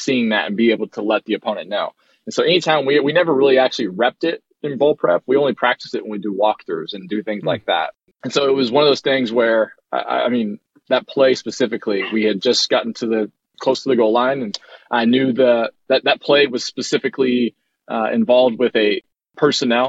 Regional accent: Texas, United States; growing up in Texas and hating Oklahoma my whole life

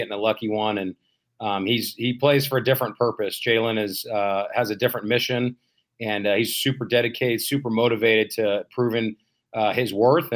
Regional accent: Bay Area, California, United States; I grew up in the Bay Area

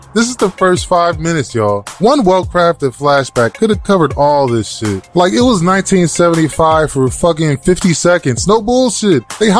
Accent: Baltimore, Maryland, United States; That's actually my hometown.

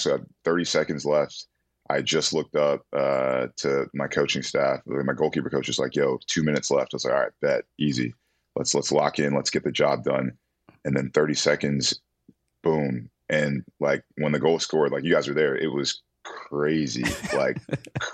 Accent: Atlanta, Georgia, United States; I was from Atlanta

